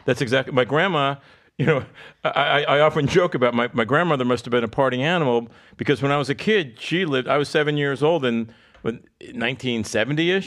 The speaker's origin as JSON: {"language": "English", "region": "South Florida", "country": "United States", "tie": "born or raised there", "also_born_or_lived": "Lansing, Michigan", "said": "I grew up in South Florida. I've lived here since I was seven."}